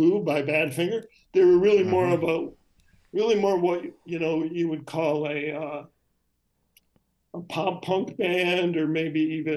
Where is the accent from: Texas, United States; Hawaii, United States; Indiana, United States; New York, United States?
New York, United States; Syracuse; moved away; also born or lived in Chicago, Illinois; I grew up in Syracuse, New York